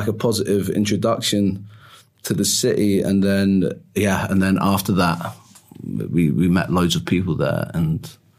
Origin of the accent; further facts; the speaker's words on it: Jersey; moved away as an adult; also born or lived in London / Liverpool; now in Munich, Germany; I was actually born in Jersey in the Channel Islands.